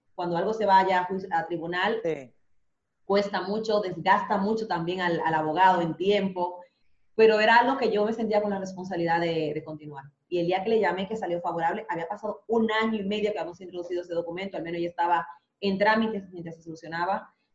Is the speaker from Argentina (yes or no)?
no; Dominican Republic; moved away as an adult; also born or lived in Spain; now in Madrid, Spain; yo siendo dominicana